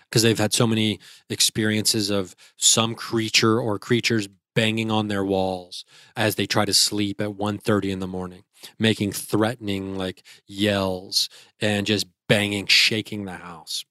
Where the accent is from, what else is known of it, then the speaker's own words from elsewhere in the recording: Dayton, Ohio, United States; I'm a comedian from Dayton, Ohio